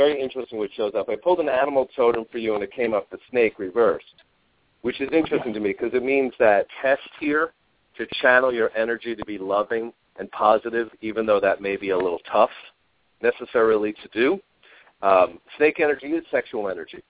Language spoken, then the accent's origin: English; New York, United States; now in Arizona, United States; I'm from New York originally myself. I'm in Arizona